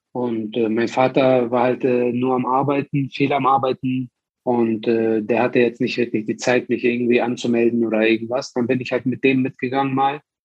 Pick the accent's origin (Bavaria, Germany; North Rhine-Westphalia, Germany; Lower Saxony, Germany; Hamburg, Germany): Hamburg, Germany; moved away as an adult; also born or lived in Berlin / Turkey; ich bin aus Hamburg, ich komme aus, äh, ich bin geboren in St. Pauli, äh, zehn Jahre da gelebt